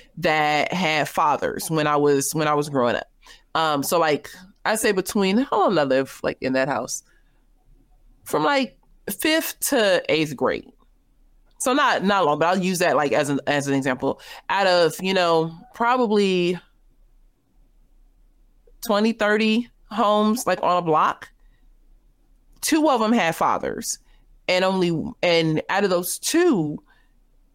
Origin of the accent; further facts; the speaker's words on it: the West, United States; I'm from the West